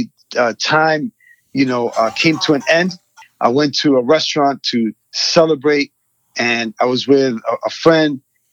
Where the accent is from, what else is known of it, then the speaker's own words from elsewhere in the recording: New York City, New York, United States; I was born in Queens, New York, and raised in a community that was predominantly Hispanic